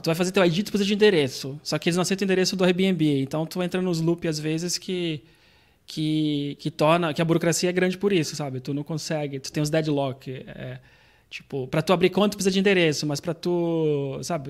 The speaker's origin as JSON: {"language": "Portuguese", "country": "Brazil", "moved": "as an adult", "lives_now": "Portugal"}